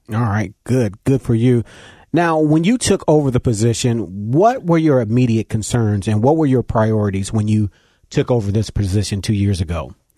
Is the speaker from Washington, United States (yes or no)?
no; Cincinnati, Ohio, United States; I grew up in Winton Terrace